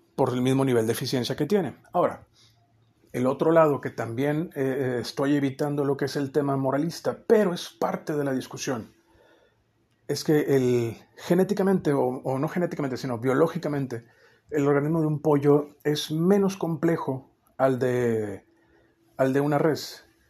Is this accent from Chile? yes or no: no; northern Mexico, Mexico; somos norteños